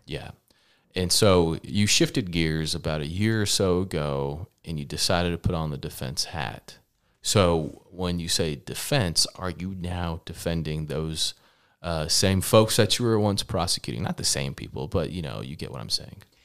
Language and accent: English; Lubbock, Texas, United States; also born or lived in Dallas, Texas; I'm from Lubbock, Texas. Um, born in Dallas, parents immigrated to the United States